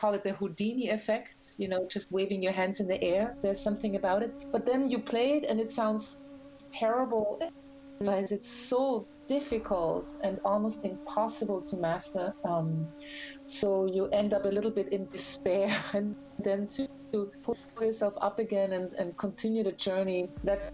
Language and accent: English; Graz, Styria, Austria; moved away as an adult; also born or lived in Vienna, Austria; now in New York, United States; I'm from Austria. I was born in Graz, and I studied musicology in Vienna